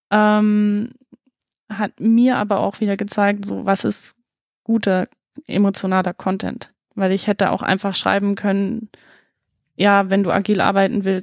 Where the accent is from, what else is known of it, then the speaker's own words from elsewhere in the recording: Baden-Württemberg, Germany; ich komme ursprünglich aus dem Schwarzwald ich habe den Dialekt hoffentlich weitestgehend abgelegt